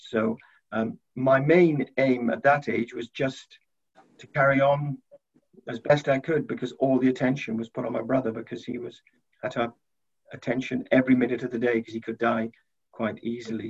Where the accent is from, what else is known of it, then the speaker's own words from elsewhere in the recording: South Wales, United Kingdom; poor family in South Wales. We lived in a prefab.